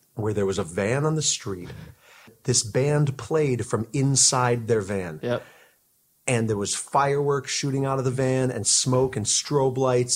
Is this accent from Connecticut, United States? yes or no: yes; Connecticut, United States; moved away as an adult; also born or lived in Seattle / Syracuse; I grew up in Connecticut on the East Coast